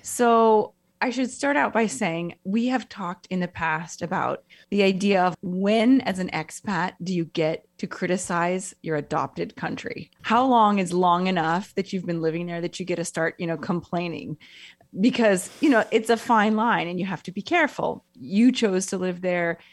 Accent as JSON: {"language": "English", "country": "United States", "moved": "as an adult", "lives_now": "Italy", "said": "I'm American"}